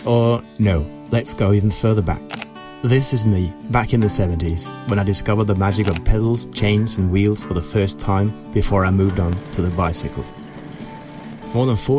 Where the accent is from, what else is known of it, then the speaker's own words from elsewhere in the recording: Kongsberg, Buskerud, Norway; also born or lived in Oslo; my hometown Kongsberg